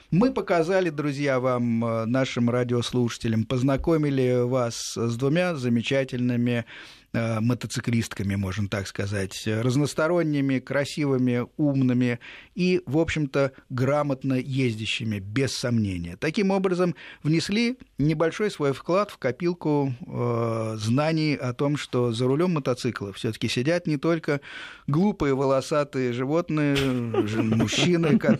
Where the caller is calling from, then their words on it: Novosibirsk, Novosibirsk Oblast, Russia; Вас беспокоит далекий солнечный снежный город Новосибирск.